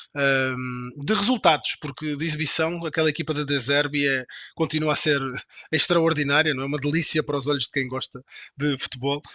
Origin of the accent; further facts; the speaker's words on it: Portugal; Eu sou, eu sou português